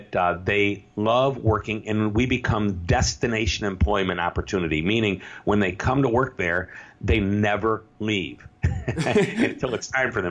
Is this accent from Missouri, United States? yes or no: yes; St. Louis, Missouri, United States; I'm from St. Louis, Missouri